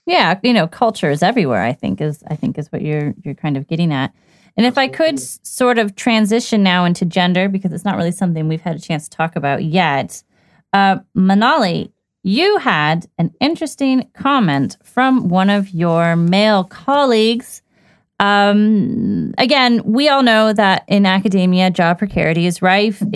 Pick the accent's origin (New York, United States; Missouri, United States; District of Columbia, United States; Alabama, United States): District of Columbia, United States; Washington; moved away as an adult; also born or lived in United Kingdom; growing up in Washington, D.C., it was quite diverse